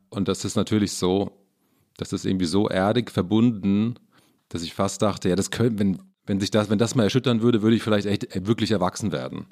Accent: Maintal, Hesse, Germany; also born or lived in Frankfurt am Main; now in Berlin, Germany; geboren in Frankfurt am Main, aufgewachsen in Maintal Ost.

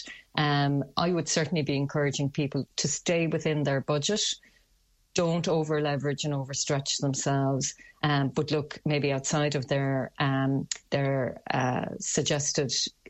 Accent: Limerick, Munster, Ireland; And certainly to my mind, I'm from Limerick, I'm biased, I'm going to say it's going to represent good value for money.

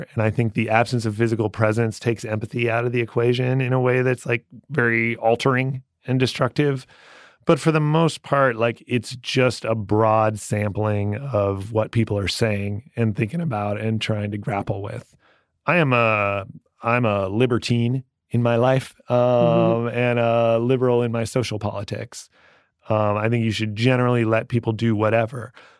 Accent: Iowa, United States; But I have a degree in English, and I grew up in Iowa, where in the 90s, at least, the schools were great.

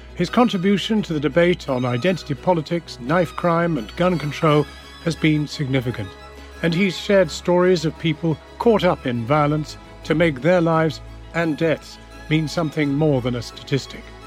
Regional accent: Yorkshire and the Humber, United Kingdom; born or raised there; also born or lived in Sussex

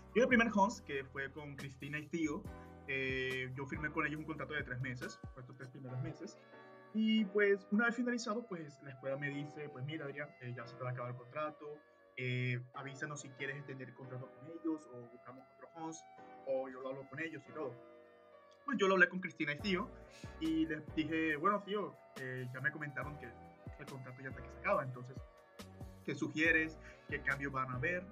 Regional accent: Colombia; moved away as an adult; now in Canada; como buen colombiano

